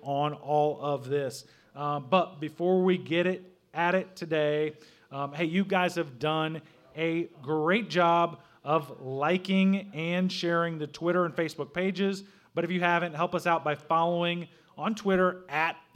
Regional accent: Southern Illinois, United States; moved away as an adult; now in Brownsburg, Indiana, United States; I grew up in Southern Illinois

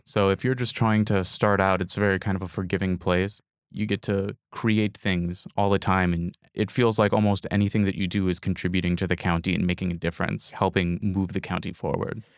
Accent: Appleton, Wisconsin, United States; now in Fish Creek, United States; I grew up in Appleton, which is down in the Fox Cities.

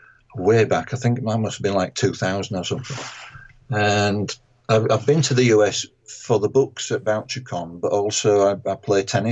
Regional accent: England, United Kingdom; being an Englishman who's never visited Jamaica Plain

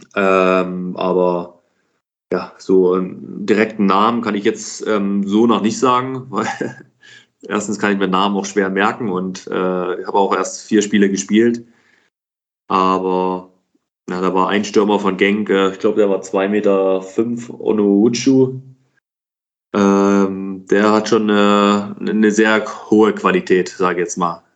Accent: Dresden, Saxony, Germany; moved away as an adult; ich habe in meiner Heimatstadt für den Dynamo Dresden gespielt

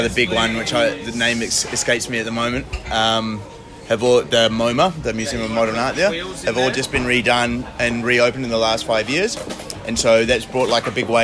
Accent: Hamilton, Waikato, New Zealand; moved away as an adult; also born or lived in Wellington, New Zealand / Netherlands; now in Australia; I come from Hamilton originally

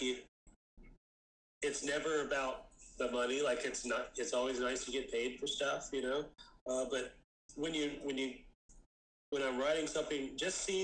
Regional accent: Jacksonville, Florida, United States; I'm calling from Jacksonville

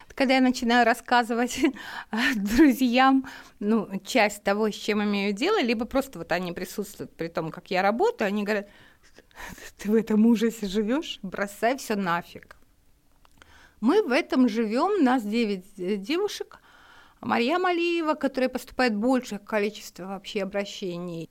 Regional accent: Makhachkala, Dagestan, Russia; moved away as an adult; Я махачкалинская девочка.

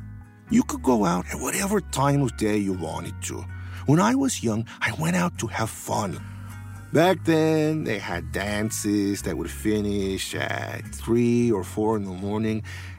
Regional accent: Taxco, Guerrero, Mexico; I am from Mexico, from the state of Guerrero. Taxco, Guerrero is a mining town. And even now, many of the streets are dirt roads. The only one paved is the highway to Iguala.

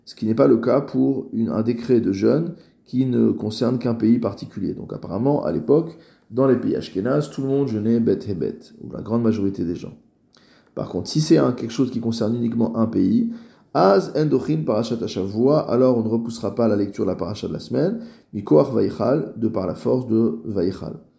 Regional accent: France; en tant que Français

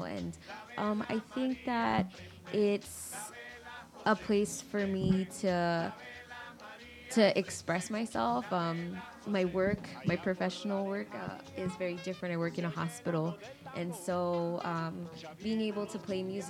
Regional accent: New York City, New York, United States; now in Chicago, United States; I grew up in New York. I grew up in Queens, New York, Elmhurst

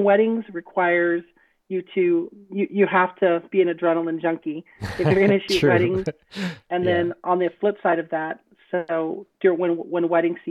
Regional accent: West Texas, United States; growing up in West Texas, a little border town in West Texas

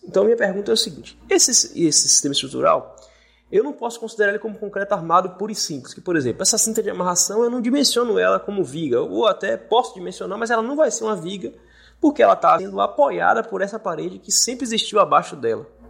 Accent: Brumado, Bahia, Brazil; also born or lived in Salvador; vim para cá porque aqui é minha cidade natal e eu sempre gostei daqui

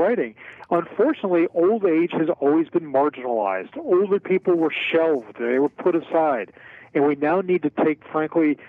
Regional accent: Philadelphia, Pennsylvania, United States; a lifetime of scrapple and cheesesteaks growing up in Philadelphia

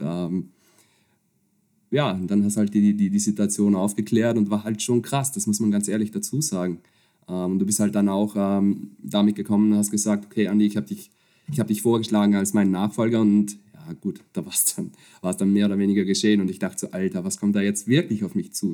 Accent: Upper Austria, Austria; moved away as an adult; also born or lived in Vienna; now in Netherlands; ich bin, bin Österreicher, äh, komme aus, ursprünglich aus der Region Oberösterreich

